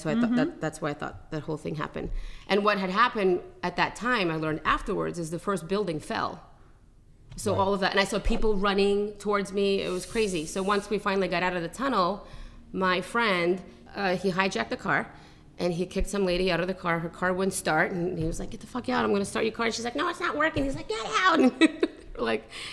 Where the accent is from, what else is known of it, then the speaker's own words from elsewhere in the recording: New York, United States; moved away as an adult; also born or lived in Russia; now in California, United States; I grew up in New York and Brooklyn